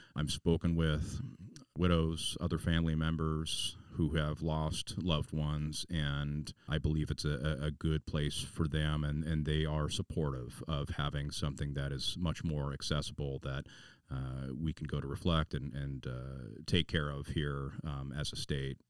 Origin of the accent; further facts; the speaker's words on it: Puyallup, Washington, United States; the Puyallup Armory was my hometown armory